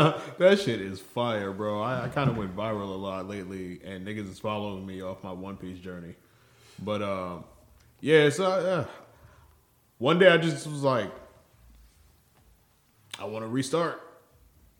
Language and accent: English; New York City, New York, United States; I am from Staten Island